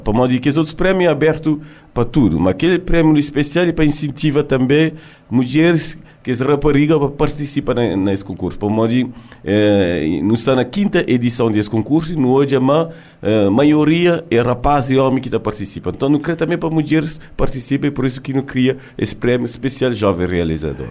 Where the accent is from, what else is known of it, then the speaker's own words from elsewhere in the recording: France; me nasci na França, criei na França, mas gosto de estar ali na Cabo Verde